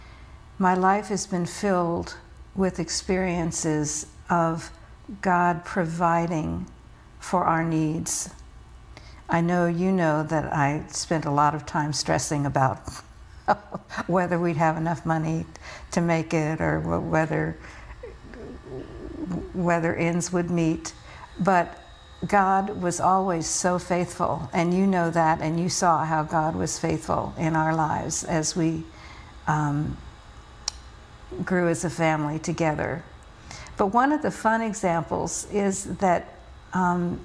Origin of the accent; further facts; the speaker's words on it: rural Virginia, United States; also born or lived in New York City, New York, United States; my family made a move to rural Virginia when I was in second grade